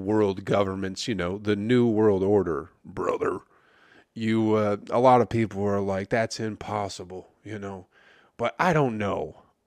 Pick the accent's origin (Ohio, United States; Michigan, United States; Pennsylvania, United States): Michigan, United States; I'm from Michigan